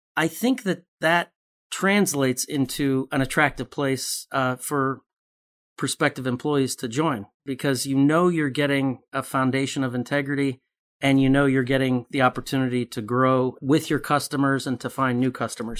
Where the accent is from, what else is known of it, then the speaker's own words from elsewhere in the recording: Chicago, Illinois, United States; I grew up in Chicago